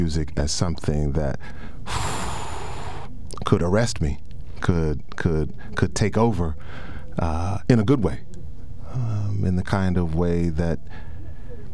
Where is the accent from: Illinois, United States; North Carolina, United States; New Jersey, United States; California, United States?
North Carolina, United States; moved away as an adult; also born or lived in Virginia; now in State College, United States; raised in North Carolina